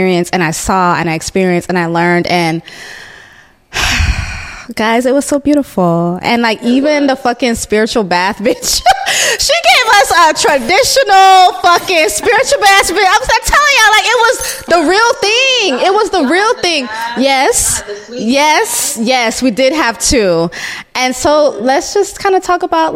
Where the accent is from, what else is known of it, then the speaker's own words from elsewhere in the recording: Jamaica; moved away; I'm Jamaican, so I do go back to Jamaica at least once a year